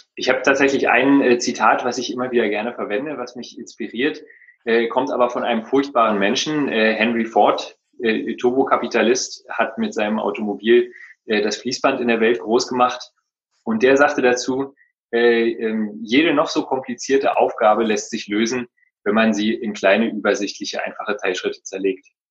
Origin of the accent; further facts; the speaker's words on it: Berlin, Germany; ich bin äh, gebürtiger Berliner